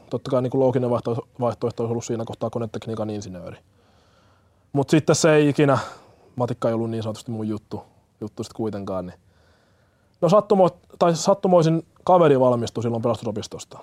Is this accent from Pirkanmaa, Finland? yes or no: yes; Hämeenkyrö, Pirkanmaa, Finland; born or raised there; also born or lived in Kenya / Tampere